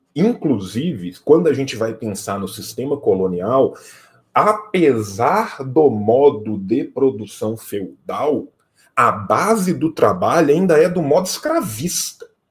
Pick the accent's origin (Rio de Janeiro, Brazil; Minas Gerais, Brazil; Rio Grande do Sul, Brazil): Minas Gerais, Brazil; interior of; Eu venho de uma região de Minas Gerais